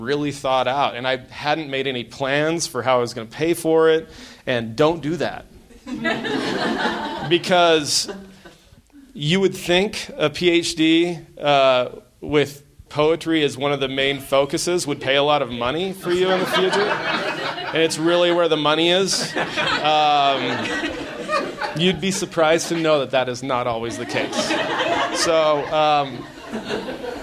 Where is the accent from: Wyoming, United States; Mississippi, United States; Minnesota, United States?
Wyoming, United States; I grew up in Wyoming